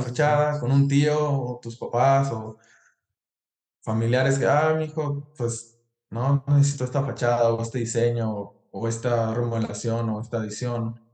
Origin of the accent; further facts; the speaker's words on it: Ciudad Obregón, Sonora, Mexico; moved away as an adult; now in United States; Soy de Ciudad Obregón, Sonora